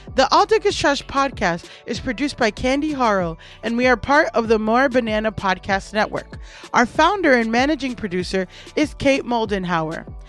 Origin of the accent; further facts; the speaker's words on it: Miami, Florida, United States; I'm from Miami